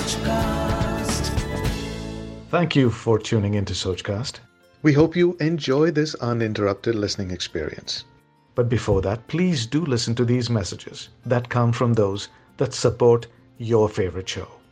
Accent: Mangalore, Karnataka, India

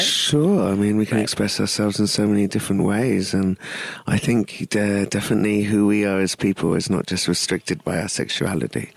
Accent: London, United Kingdom; moved away as an adult; also born or lived in East Africa; now in Pune, India; I grew up in London, so very multicultural

